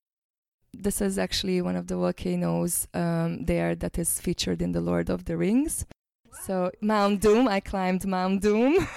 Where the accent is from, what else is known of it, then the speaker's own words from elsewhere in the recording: Hungary; now in New Zealand; I'm originally from Hungary, but I live now in New Zealand